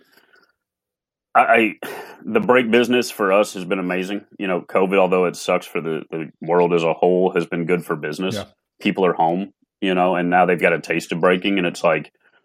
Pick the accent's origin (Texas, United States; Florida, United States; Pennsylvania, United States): Florida, United States; I grew up in Florida, so I saw every St. Lucie Mets minor league game growing up